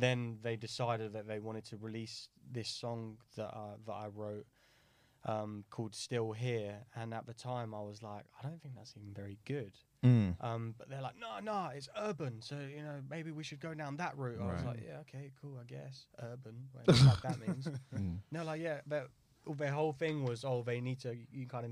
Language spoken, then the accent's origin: English; Brighton, South East England, United Kingdom; I grew up in Brighton